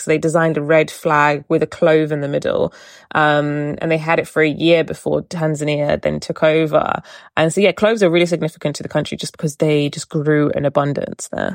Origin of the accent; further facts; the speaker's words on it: Portsmouth, South East England, United Kingdom; growing up in Portsmouth